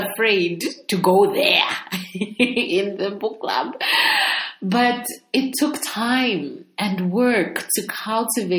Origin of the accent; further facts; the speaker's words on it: Zambia; moved away; also born or lived in United Kingdom / United States; So I'm from Zambia, and I left Zambia to do studies for about 7 years, you know, when I was young. I lived in the UK and the US, and then I came back to Zambia.